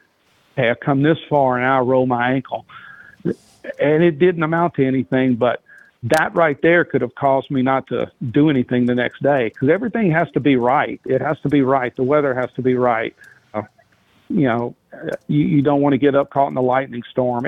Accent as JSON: {"language": "English", "region": "Louisiana", "country": "United States", "tie": "born or raised there", "said": "Louisianian. I was raised and born in Louisiana."}